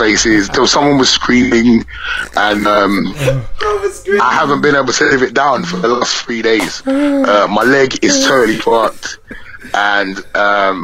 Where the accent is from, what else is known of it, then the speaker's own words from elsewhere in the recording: London, United Kingdom; I'm from away from London